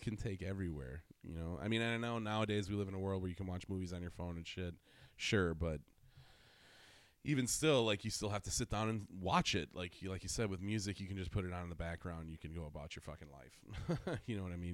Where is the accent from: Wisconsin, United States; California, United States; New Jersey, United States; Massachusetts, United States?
Wisconsin, United States; I'm from Wisconsin